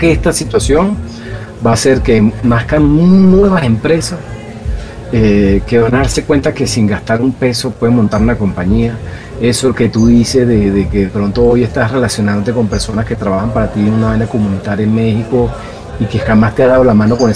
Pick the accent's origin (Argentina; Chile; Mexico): Chile; born there; yo este, nací en Chile.